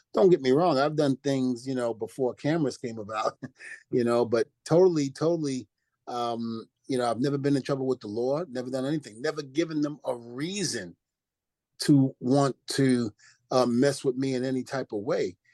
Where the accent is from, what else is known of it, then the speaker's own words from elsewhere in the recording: New Rochelle, New York, United States; also born or lived in Brooklyn, New York; I grew up in New Rochelle. Even though I'm from Brooklyn, New York, I mm-hmm. spent a little time in New Rochelle, New York